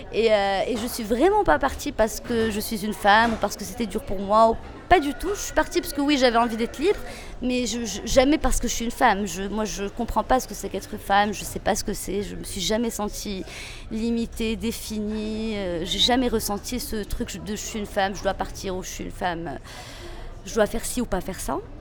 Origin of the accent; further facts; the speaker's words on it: Meknes, Fès-Meknès, Morocco; moved away as an adult; also born or lived in Paris, France; now in Casablanca, Morocco; Je viens de Meknes, mais je viens d'une famille très privilégiée à Meknes. Euh, donc, j'ai grandi de manière très protégée